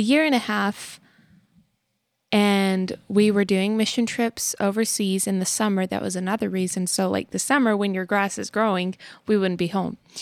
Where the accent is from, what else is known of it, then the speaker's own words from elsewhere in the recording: Texas, United States; moved away as an adult; now in Tennessee, United States; living in Texas for, like, the majority of our short little lives up till now